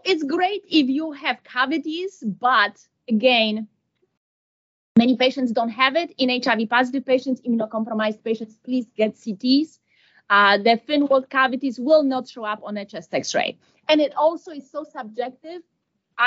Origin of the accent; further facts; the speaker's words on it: United States; I'm from America